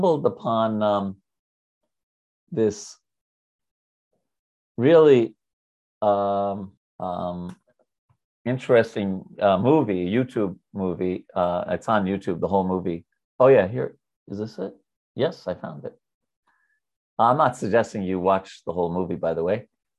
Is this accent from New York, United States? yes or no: yes; New York, United States; I'm from New York.